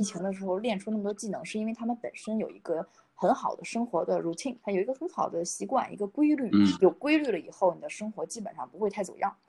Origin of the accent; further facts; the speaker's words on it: China; 我们中国人是比较含蓄的